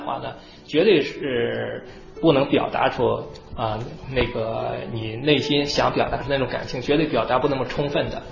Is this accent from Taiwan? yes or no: no; China; moved away as an adult; now in United States; 我们中国人